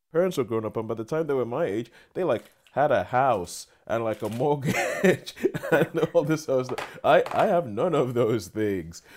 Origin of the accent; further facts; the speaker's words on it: Nigeria; moved away; I'm Nigerian, grew up in Nigeria